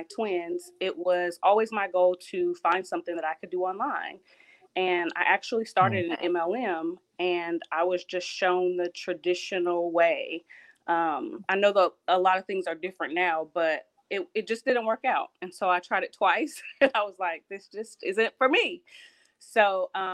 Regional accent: Ohio, United States; now in the Carolinas, United States; I'm from Ohio originally. I'm currently in the Carolinas

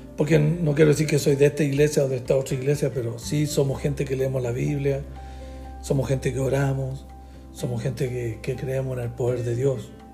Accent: Chile; nací en Chile

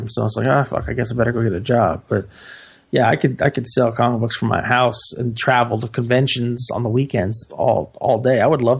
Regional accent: the South, United States; I'm from the South

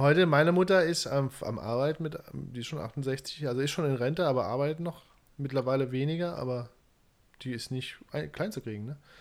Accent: Saarbrücken, Saarland, Germany; Zerbrücken, wo ich herkomme

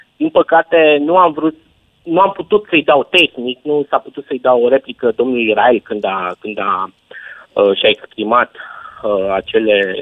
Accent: Arad, Arad County, Romania; Vin din Arad și știu ce înseamnă uh, cozile de la vămile cu Ungaria

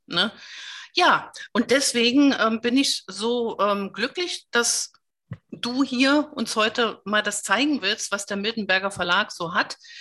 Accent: GDR, East Germany, Germany; ich bin in der DDR groß geworden

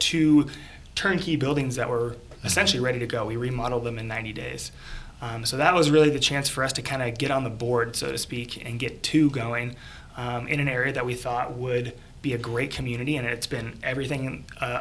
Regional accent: Oregon, United States; moved away as an adult; also born or lived in California; now in Mooresville, United States; John and I grew up in Oregon, same high school, same hometown.

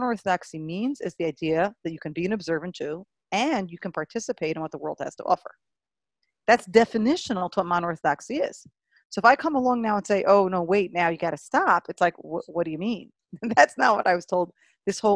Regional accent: New York City, New York, United States; when I was a kid growing up in Brooklyn

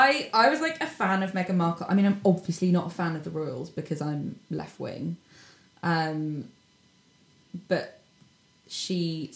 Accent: United Kingdom; as a Brit.

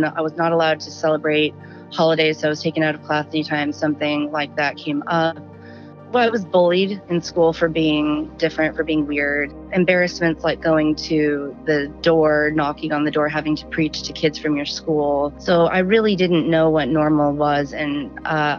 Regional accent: Southern California, United States; also born or lived in Washington; I'm from Southern California. I live near Joshua Tree National Park, and I've lived in Southern California my whole life. Well, I was born in Washington

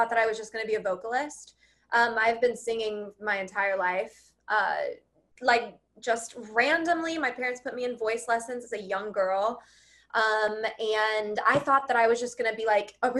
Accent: Oklahoma, United States; moved away; I grew up in Oklahoma

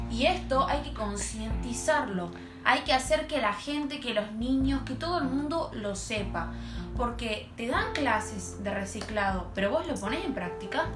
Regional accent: Argentina; nuestro país

